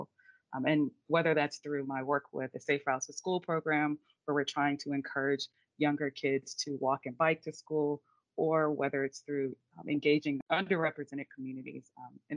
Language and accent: English; Central Virginia, United States; I am from Central Virginia